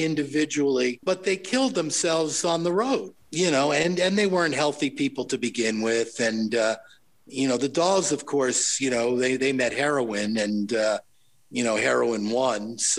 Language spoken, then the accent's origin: English; Long Island, New York, United States; I came in from Long Island, you know, into Manhattan.